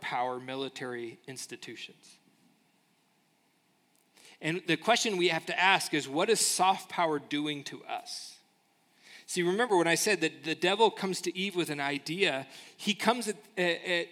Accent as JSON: {"language": "English", "country": "United States", "said": "us as American citizens"}